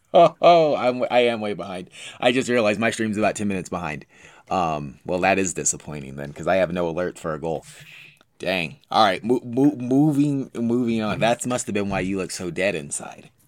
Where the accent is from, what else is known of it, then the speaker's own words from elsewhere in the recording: United States; I'm American